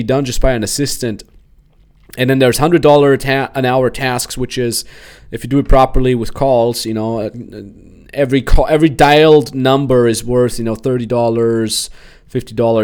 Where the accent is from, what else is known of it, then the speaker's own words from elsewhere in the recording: Austria; moved away; in Austria, my hometown